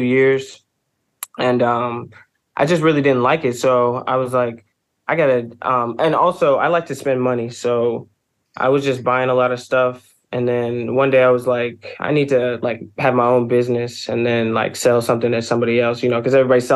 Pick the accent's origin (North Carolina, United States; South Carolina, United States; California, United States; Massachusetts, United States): North Carolina, United States; Raleigh; I'm from Raleigh, North Carolina